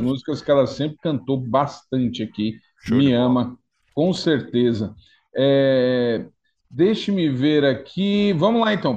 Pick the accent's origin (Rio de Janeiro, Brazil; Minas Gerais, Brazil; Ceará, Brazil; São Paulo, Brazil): São Paulo, Brazil; eu sou paulistano